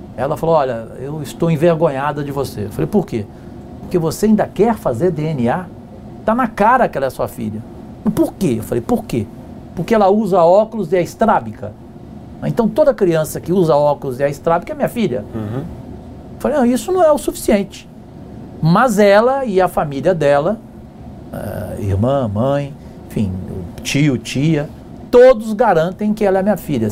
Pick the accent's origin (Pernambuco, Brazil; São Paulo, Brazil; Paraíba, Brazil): São Paulo, Brazil; Cajuru; a cidade de Cajuru, onde eu nasci, no interior de São Paulo